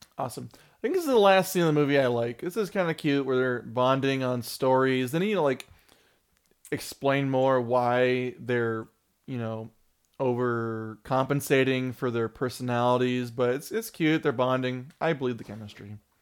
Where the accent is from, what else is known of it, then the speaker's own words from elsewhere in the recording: California, United States; we grew up in California